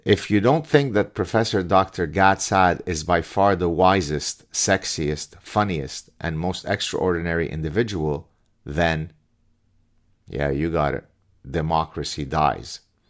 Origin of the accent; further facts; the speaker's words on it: Canada; If the right thing doesn't happen tomorrow, and I'm Canadian again, I don't have a proverbial dog in the fight